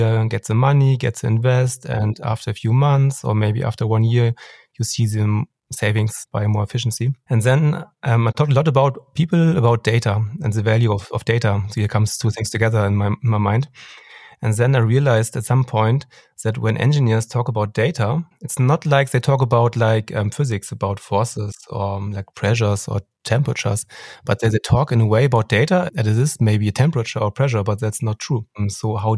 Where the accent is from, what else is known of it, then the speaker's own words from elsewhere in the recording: Hamburg, Germany; I come from Hamburg